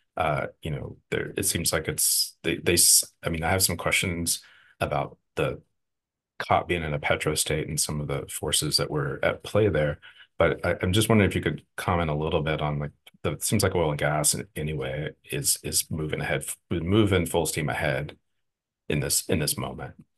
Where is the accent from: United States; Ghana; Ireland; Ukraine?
United States; Texas; moved away; also born or lived in Houston, Texas; I'm from the Gulf Coast. I'm from, from Texas, lived in Houston for a long time